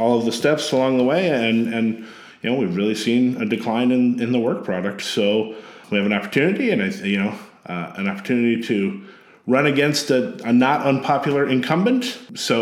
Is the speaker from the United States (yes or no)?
yes; Sterling, Illinois, United States; moved away as an adult; now in Champaign-Urbana, United States; I grew up in a little town called Sterling, Illinois, in Northwest Illinois